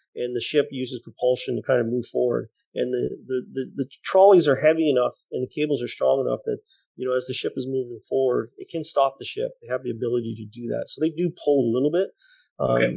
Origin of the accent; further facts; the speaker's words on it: Canada; we are Canadian